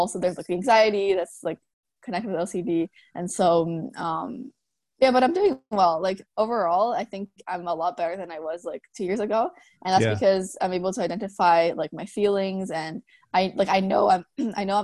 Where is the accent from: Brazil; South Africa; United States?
Brazil; moved away as an adult; now in Vancouver, Canada; I moved here to Vancouver 2 years ago, and I was born in Brazil